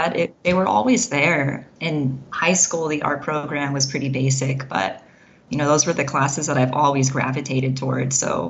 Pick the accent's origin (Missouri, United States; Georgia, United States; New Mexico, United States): New Mexico, United States; Las Cruces; also born or lived in Wyoming / Southern California; Yeah, in Las Cruces, New Mexico.